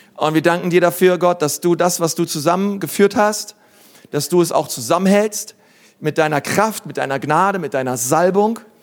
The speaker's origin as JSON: {"language": "German", "region": "Berlin", "country": "Germany", "said": "ich bin Berliner"}